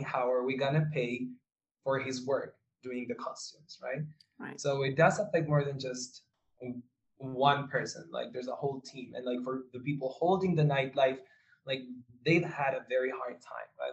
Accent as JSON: {"language": "English", "town": "Santiago", "region": "Santiago Metropolitan Region", "country": "Chile", "tie": "born or raised there", "said": "I was born in, and raised in Santiago de Chile"}